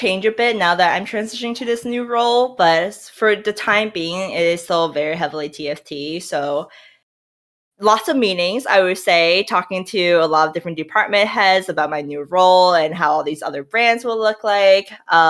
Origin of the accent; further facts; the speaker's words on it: New York, United States; now in Minnesota, United States; Like, I come from New York, so I'm just like, New York has everything in the city.